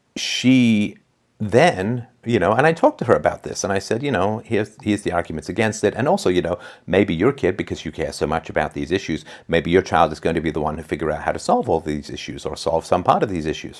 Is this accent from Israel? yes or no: no; England, United Kingdom; I was growing up in England